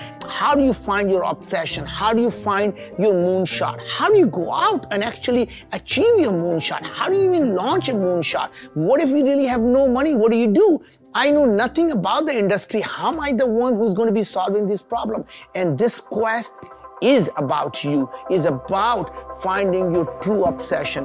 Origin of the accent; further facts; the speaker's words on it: India; moved away; I came from very humble beginnings. We grew up in India